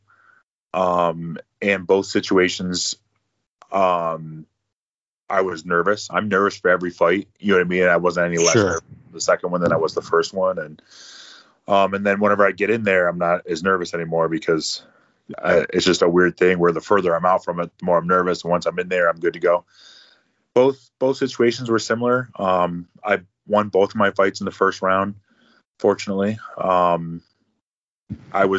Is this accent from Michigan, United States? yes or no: yes; Escanaba, Michigan, United States; I'm just proud to be from there and I want to represent my hometown